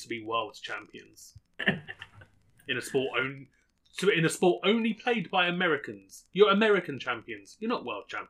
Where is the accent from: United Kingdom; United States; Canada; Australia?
United Kingdom; England